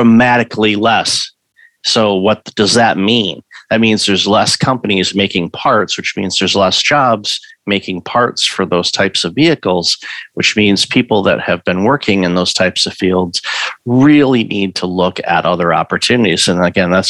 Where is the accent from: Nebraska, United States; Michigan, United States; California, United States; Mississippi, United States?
Michigan, United States; Detroit; moved away; also born or lived in Windsor, Ontario, Canada; I'm originally from Detroit, so Midwest industrial auto sector, of course, for Detroit, and lived for a period of time in Windsor, Ontario